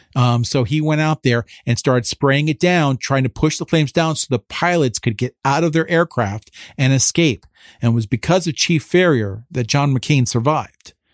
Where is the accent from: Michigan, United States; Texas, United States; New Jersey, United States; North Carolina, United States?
New Jersey, United States; Phillipsburg; moved away as an adult; now in Washington, D.C., United States; I'm originally from Phillipsburg, New Jersey, though, you know, so I'm part of the Lehigh Valley, more or less